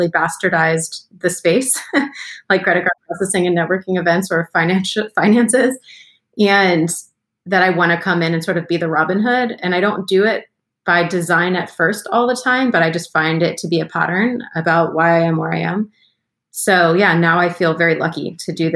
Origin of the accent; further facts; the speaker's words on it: United States; moved away as an adult; also born or lived in Philadelphia, Pennsylvania / Baltimore, Maryland; now in Atlanta, United States; I grew up in Philadelphia and then in Baltimore and then came to Atlanta when I was 18